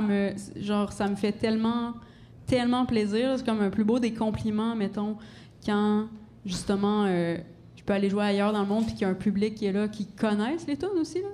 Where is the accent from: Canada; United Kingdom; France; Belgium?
Canada; Gaspésie, Quebec; j'ai grandi en Gaspésie